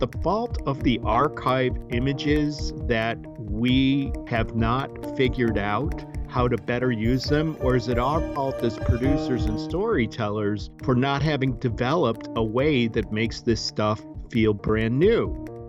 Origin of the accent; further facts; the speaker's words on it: Cleveland, Ohio, United States; moved away as an adult; also born or lived in Washington, D.C. / Southern California; I grew up in Cleveland, Ohio